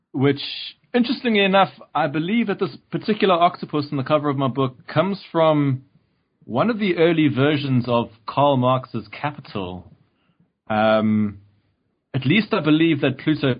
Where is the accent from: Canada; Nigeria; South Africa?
South Africa; moved away as an adult; I grew up in South Africa